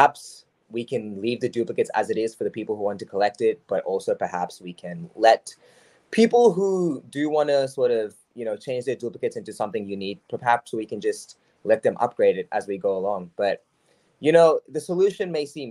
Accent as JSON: {"language": "English", "country": "Australia", "said": "I'm Australian"}